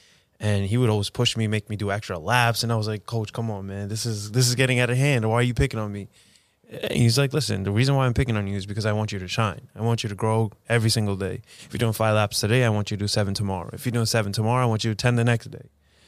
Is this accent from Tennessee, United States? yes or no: no; Queens, New York, United States; Yeah, I grew up in Ozone Park.